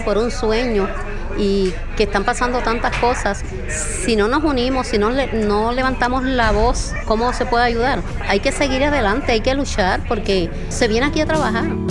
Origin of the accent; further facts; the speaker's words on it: Puerto Rico; moved away; soy ciudadana americana, Puerto Rico eh, somos ciudadanos americanos